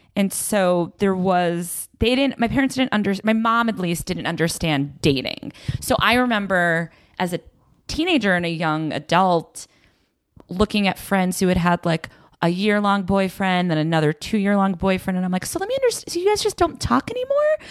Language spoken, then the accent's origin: English; Belmont, Massachusetts, United States; Belmont, Massachusetts